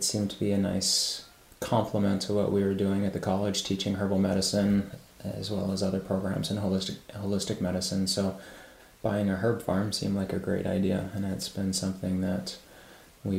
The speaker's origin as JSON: {"language": "English", "region": "Maryland", "country": "United States", "tie": "born or raised there", "moved": "yes", "said": "I grew up mostly in Maryland"}